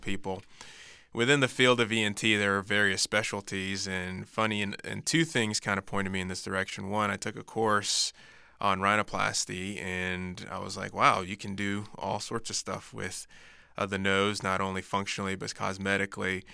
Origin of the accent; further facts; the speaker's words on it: Florida, United States; growing up in Florida